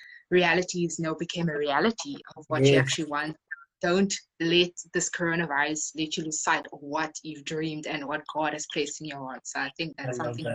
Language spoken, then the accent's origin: English; Khayelitsha, Western Cape, South Africa; I'm 22 and I'm from Khayelitsha in the Western Cape.